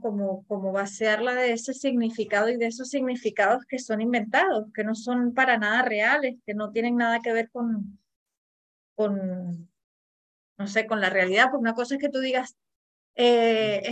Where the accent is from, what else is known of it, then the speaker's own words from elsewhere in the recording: Venezuela; yo que soy venezolana